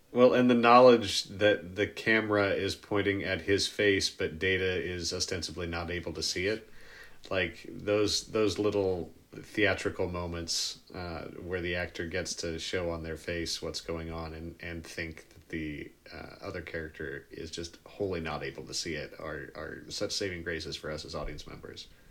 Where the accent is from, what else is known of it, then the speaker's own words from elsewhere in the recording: Kansas City, United States; I'm from Kansas City